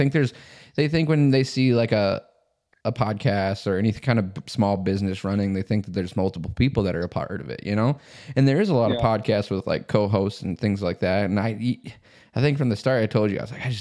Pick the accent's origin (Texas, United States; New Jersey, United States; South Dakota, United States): South Dakota, United States; I grew up in South Dakota